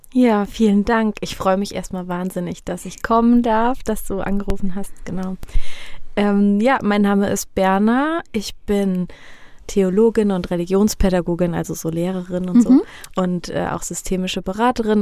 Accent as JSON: {"language": "German", "town": "Neuhof", "region": "Hesse", "country": "Germany", "tie": "born or raised there", "said": "Ich bin voll das Fulda-Gewächs. Also ich komme gebürtig aus Neuhof"}